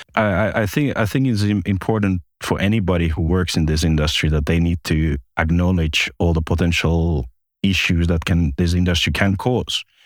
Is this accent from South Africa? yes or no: no; Finland; moved away as an adult; also born or lived in Espoo, Finland / Malta / Cyprus; I'm originally from Finland